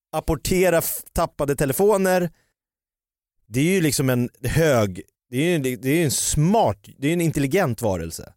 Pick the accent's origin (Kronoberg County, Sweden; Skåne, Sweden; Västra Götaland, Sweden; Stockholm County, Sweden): Stockholm County, Sweden; Jakobsberg; Jag är från Jakobsberg